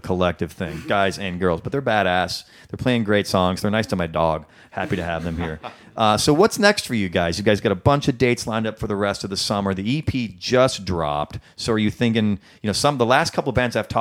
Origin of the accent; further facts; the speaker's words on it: Midwest, United States; moved away; I am from the Midwest. And once I left the Midwest, it became this little slice of home